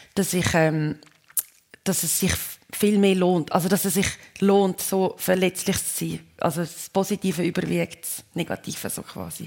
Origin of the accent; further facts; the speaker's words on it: Switzerland; moved away; wenn ich in der Schweiz bin und mir, mir dann Anja sagt und ich bin da, wo ich aufgewachsen bin